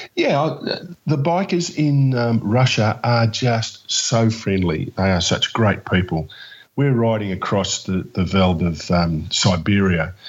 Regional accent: Melbourne, Victoria, Australia; yes, I am from Melbourne.

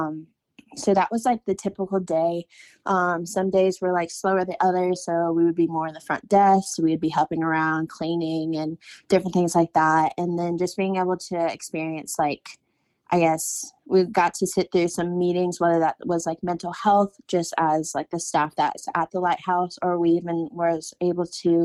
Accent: Winston-Salem, North Carolina, United States; I'm from Winston-Salem

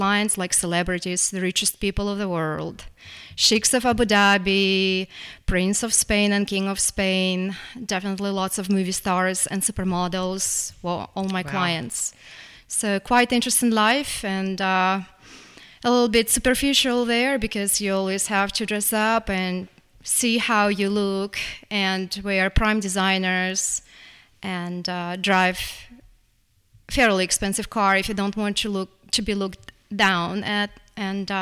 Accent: Russia; English is a second language; moved away as an adult; also born or lived in San Francisco, California / Los Angeles, California; now in Lexington, United States; it was my first landing spot when I came from Russia

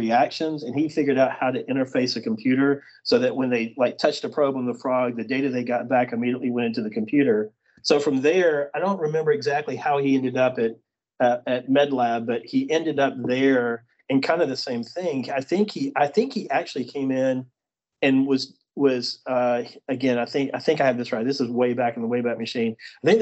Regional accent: Birmingham, Alabama, United States; I grew up in Birmingham in Alabama.

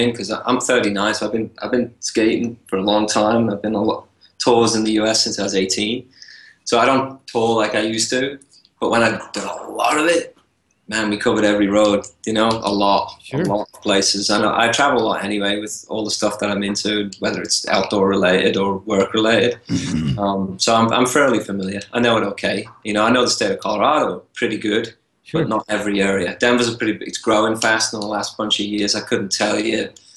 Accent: England, United Kingdom; now in United States; I was born in England.

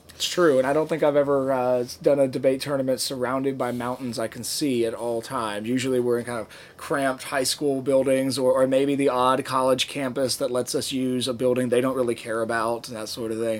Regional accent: Norfolk, Virginia, United States; my hometown where I grew up in Norfolk, Virginia

